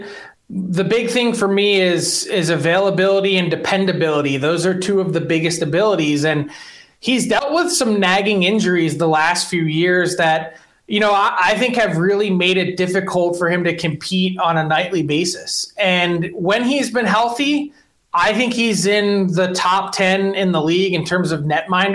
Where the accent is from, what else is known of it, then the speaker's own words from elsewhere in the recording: Philadelphia, Pennsylvania, United States; I'm a Philadelphian and big Eagles fan and Phillies fan